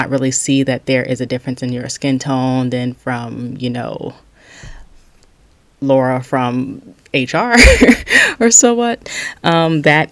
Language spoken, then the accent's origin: English; Charleston, South Carolina, United States; I'm from Charleston, South Carolina, and we have some of the most bipolar weather